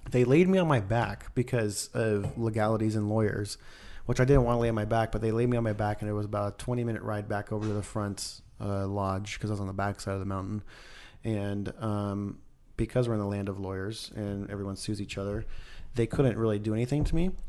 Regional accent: Idaho, United States; moved away; I grew up in Idaho

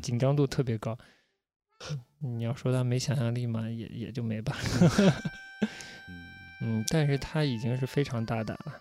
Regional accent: China; 我也是中国人嘛

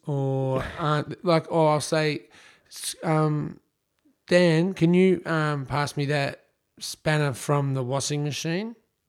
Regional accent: Australia; as an Australian

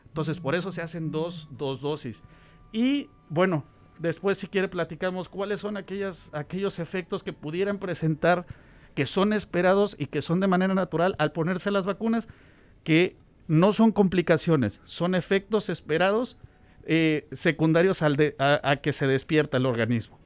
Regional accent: Tuxpan, Veracruz, Mexico; moved away as an adult; also born or lived in Nebraska, United States; now in Omaha, United States; Soy mexicano, originario de Veracruz.

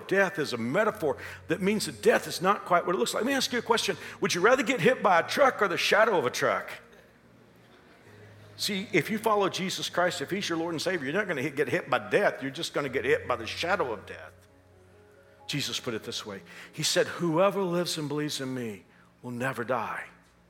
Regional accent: Texas, United States; moved away as an adult; And even though I've been here for so many years, Paul knew I came from Texas, and he's always wanted to introduce Kansas to me

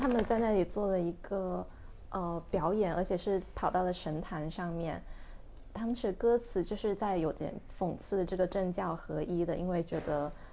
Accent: China; now in Hong Kong; 我们两个来自大陆暂居在香港的女性

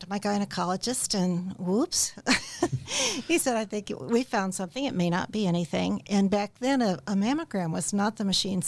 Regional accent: Warsaw, Indiana, United States; also born or lived in Peoria, Illinois; I am from Warsaw, Indiana. I grew up in Warsaw

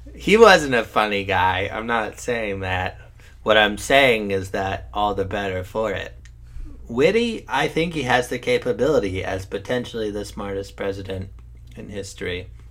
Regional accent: United States; as an American population

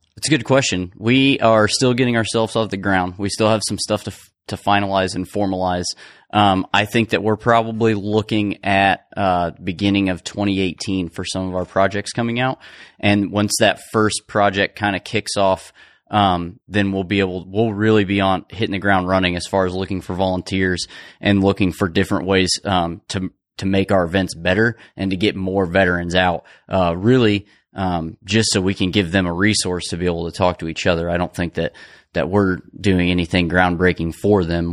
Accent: Cicero, Indiana, United States; now in Indianapolis, United States; I'm not from Indianapolis, I'm from Cicero, I mean, it's close

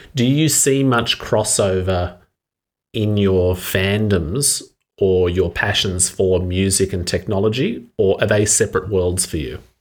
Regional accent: Australia; an Australian speaking English very comfortably

